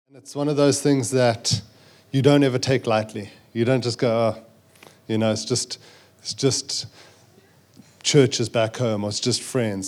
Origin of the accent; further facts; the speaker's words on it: South Africa; accent: South African; moved away as an adult; also born or lived in Zambia; growing up in South Africa